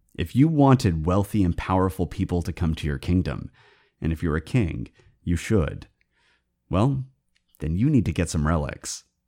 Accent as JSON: {"language": "English", "town": "Portland", "region": "Oregon", "country": "United States", "tie": "born or raised there"}